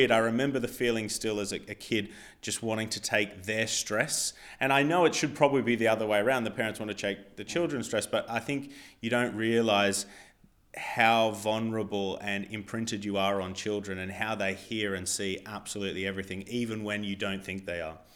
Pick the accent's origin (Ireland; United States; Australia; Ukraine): Australia; now in England; because I'm not from England, uh, my visa status was still Australian